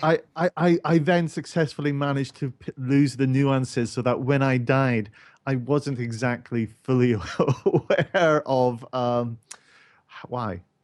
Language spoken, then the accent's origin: English; Scotland, United Kingdom; a person who is Scottish who can't actually do an actual Scottish accent